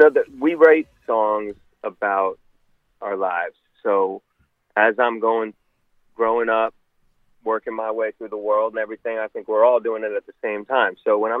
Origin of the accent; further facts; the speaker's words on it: Rockville, Maryland, United States; So I came up in Rockville, Maryland, which is about, 15 minutes from the Capitol.